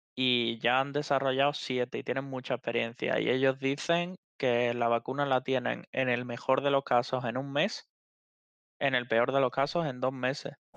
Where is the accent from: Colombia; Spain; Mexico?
Spain; his village near Utrera, Andalusia; en mi pueblo los supermercados eh, solo hay uno y es un Super Carmela